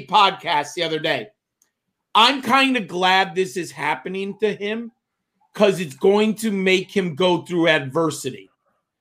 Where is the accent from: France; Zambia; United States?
United States; Northeast; I'm from the Northeast